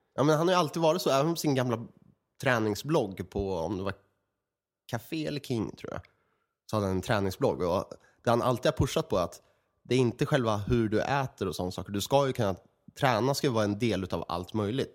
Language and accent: Swedish; Örebro, Örebro County, Sweden; i Örebro, där vi kommer ifrån